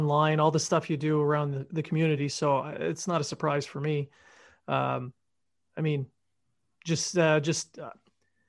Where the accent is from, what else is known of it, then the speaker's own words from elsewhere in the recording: Sudbury, Ontario, Canada; I grew up in Northern Ontario